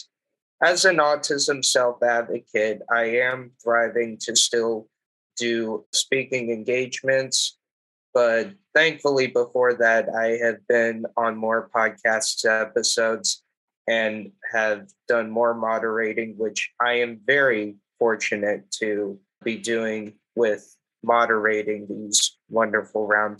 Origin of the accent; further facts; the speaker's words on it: Los Angeles, California, United States; also born or lived in Queens, New York City; now in New York City, United States; Born and raised in Los Angeles, now live in Queens, New York City.